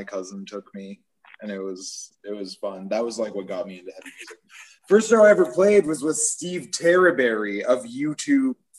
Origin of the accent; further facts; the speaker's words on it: Ontario, Canada; Oh man, I'm so Canadian. I saw … and … at the Niagara Dome. I was in grade 8.